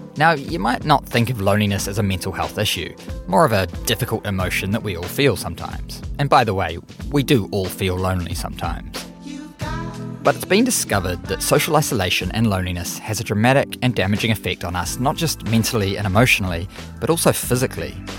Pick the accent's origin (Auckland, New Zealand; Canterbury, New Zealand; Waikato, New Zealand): Auckland, New Zealand; my hometown, Auckland, New Zealand.